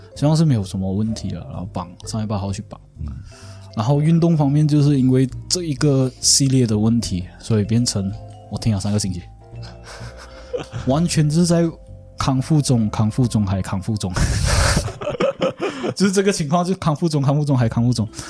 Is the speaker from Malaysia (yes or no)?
yes; Malaysia; 我们马来西亚人